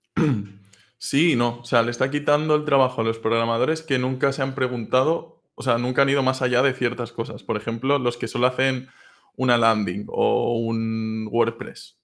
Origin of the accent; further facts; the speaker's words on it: Castellón de la Plana, Valencian Community, Spain; moved away; yo soy originalmente de Castellón